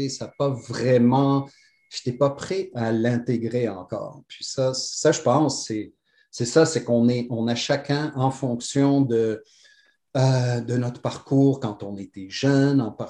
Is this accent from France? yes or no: no; Algiers, Algiers Province, Algeria; born there; je suis né à Alger, parce que c'est juste un addon, parce que mon père a été ouvrir des succursales de chaussures là-bas.